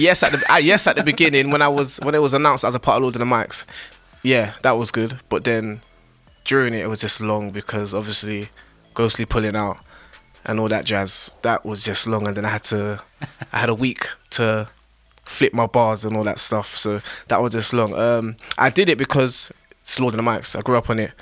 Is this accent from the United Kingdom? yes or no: yes; London, United Kingdom; Northwest London